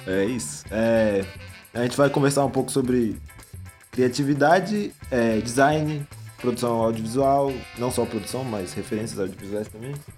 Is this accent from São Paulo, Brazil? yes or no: no; Guará, Federal District, Brazil; eu sou do Guará